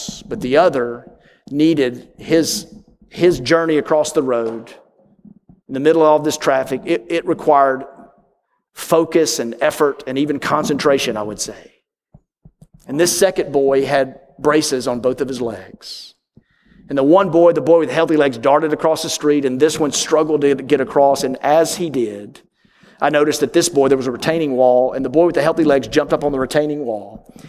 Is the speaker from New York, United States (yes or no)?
yes; New York, United States; But back in my home state of New York, when people invite you over, it means it's an audition.